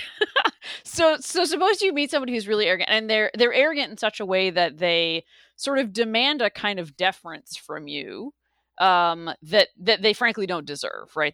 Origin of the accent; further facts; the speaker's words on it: the South, United States; I grew up in the South, and I grew up in a place where the Confederate flag was prominently displayed.